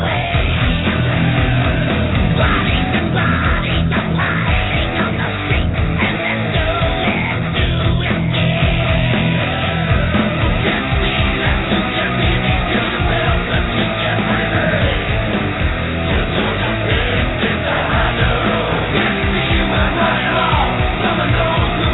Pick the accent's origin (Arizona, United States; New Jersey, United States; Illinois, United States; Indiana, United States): New Jersey, United States; moved away; also born or lived in California; I was born in Jersey, but I lived in California for 30 years.